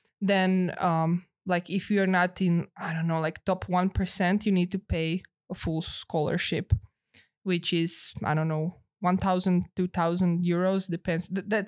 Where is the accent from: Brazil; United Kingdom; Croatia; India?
Croatia; Zagreb, City of Zagreb; English is a second language; So I got some stipend from City of Zagreb, which is my hometown.